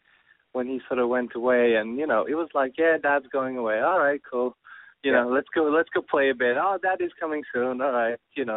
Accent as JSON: {"language": "English", "town": "Tehran", "region": "Tehran Province", "country": "Iran", "tie": "born there", "said": "I was born in Tehran with my family living there."}